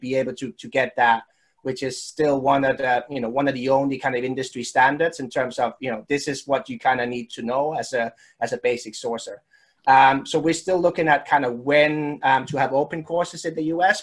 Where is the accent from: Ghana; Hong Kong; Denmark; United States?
Denmark; when I was growing up in Denmark